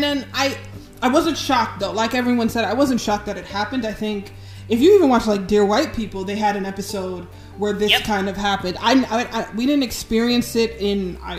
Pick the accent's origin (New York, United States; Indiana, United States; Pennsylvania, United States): New York, United States; New York City; as a girl born and raised in the Bronx